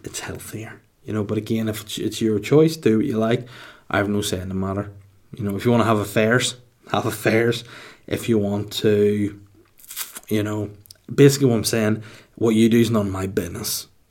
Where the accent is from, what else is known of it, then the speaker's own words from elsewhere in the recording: Holywood, Northern Ireland, United Kingdom; Hollywood, my hometown